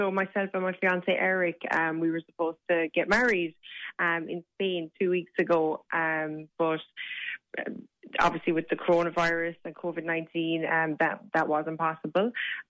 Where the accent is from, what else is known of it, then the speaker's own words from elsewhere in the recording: Kilfinane, Munster, Ireland; So we're both from Limerick